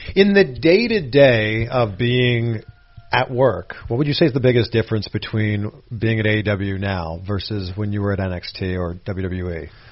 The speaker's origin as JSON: {"language": "English", "area": "half hour drive from Toronto", "region": "Ontario", "country": "Canada", "tie": "born or raised there", "also_born_or_lived": "Waterloo, Ontario", "said": "it was like a half hour drive from my hometown"}